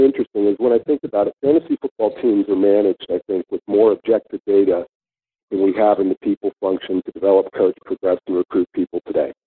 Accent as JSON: {"language": "English", "region": "Northern California", "country": "United States", "tie": "born or raised there", "moved": "as an adult", "lives_now": "Sydney, Australia", "said": "I grew up in in Northern Cal"}